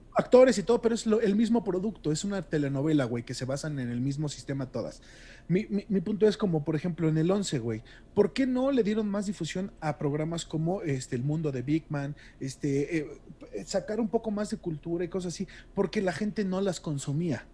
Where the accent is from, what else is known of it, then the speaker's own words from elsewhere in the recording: Mexico; hablando como público mexicano